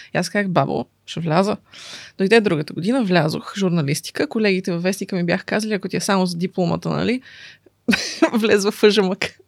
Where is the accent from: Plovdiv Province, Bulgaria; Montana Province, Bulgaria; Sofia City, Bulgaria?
Sofia City, Bulgaria; Sofia; also born or lived in Kokalyane; от София съм, така да се каже, въпреки че а, имам щастието да живея още от малка в село Кокаляне